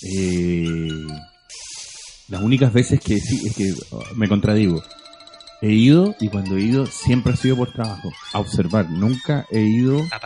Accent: Chile; yo crecí en el Chile 1990

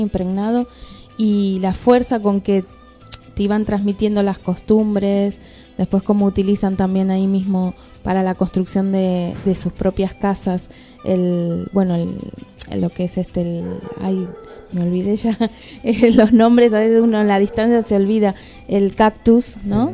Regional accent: Jujuy, Argentina; moved away; yo nací ahí en Jujuy, pero de grande tuve el placer de volver

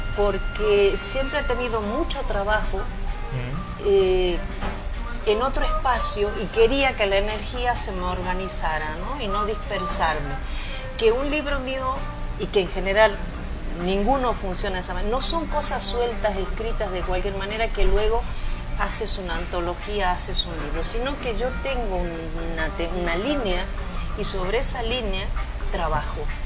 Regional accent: Tucumán, Argentina; moved away as an adult; also born or lived in Mexico; yo soy argentina. Yo nací en Argentina, en un sitio muy pequeñito al norte de, Argentina que se llama Tucumán

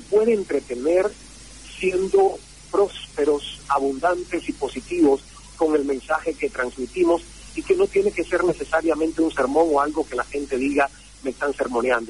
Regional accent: Santiago de Cuba, Cuba; moved away as an adult; la emisora provincial de Santiago de Cuba, donde yo nací y crecí

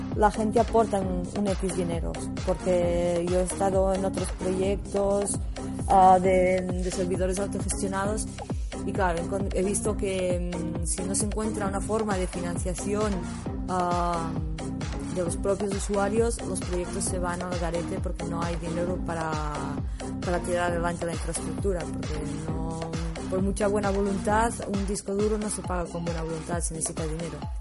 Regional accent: Olot, Catalonia, Spain; moved away as an adult; now in Barcelona, Spain; un proyecto que había en, mi pueblo que era Olot Wireless.

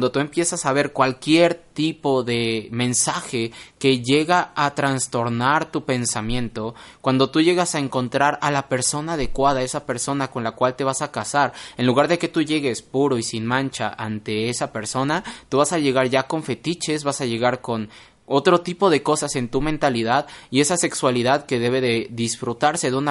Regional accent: Mexico; nosotros que somos mexicanos

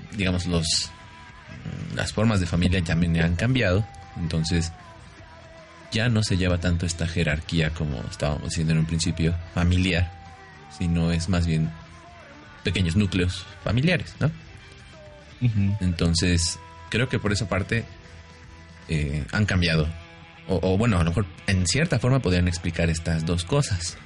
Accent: Mexico; nosotros como mexicanos

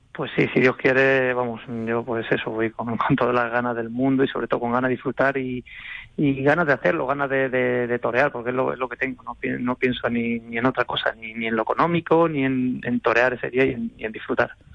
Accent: Alcázar de San Juan, Castilla-La Mancha, Spain; en Alcázar, en mi pueblo

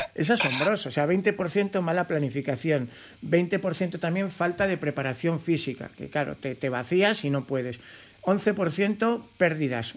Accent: Cercedilla, Community of Madrid, Spain; Aquí en mi pueblo, en Cercedilla

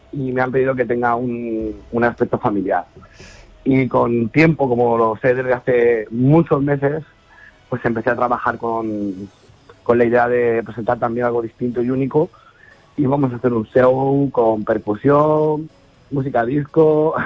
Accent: Albacete, Castilla-La Mancha, Spain; soy manchego de pura cepa. Mi madre de Cuenca y mi padre de la Mesa de Alcaraz. Y he nacido en Albacete y he pasado mm. eh, treinta y pico años de mi vida en Albacete.

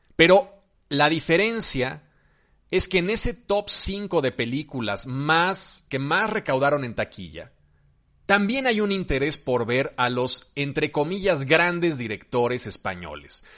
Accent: Mexico

